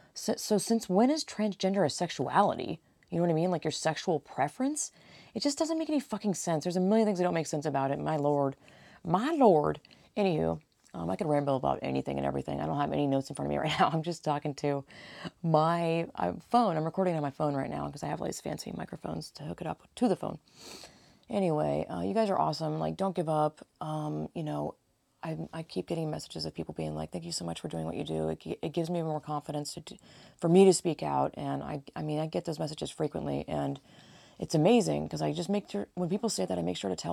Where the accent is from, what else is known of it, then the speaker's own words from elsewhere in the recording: Georgia, United States; now in California, United States; I grew up in Georgia, and I'm living in California, so it's, like, totally different coasts